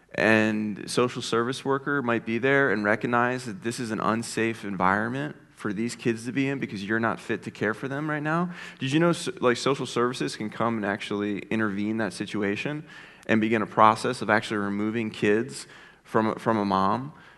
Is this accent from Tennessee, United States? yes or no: no; Philadelphia, Pennsylvania, United States; now in Ohio, United States; I grew up in Philadelphia. Um, and, uh, I, I haven't always been an Ohioan, but, uh, I've lived in Ohio now for about seventeen, eighteen years.